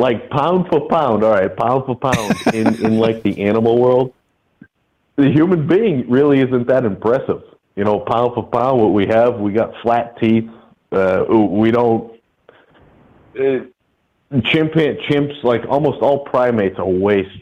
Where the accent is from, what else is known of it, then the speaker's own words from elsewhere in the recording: Northeast, United States; I'm from the Northeast. It's not as popular up here